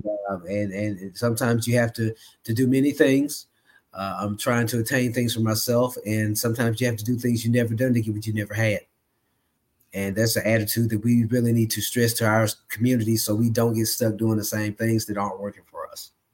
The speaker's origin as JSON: {"language": "English", "town": "Memphis", "region": "Tennessee", "country": "United States", "tie": "born or raised there", "moved": "as an adult", "lives_now": "Dallas, United States", "said": "I'm originally from Memphis, Tennessee, but I live in Dallas, Texas"}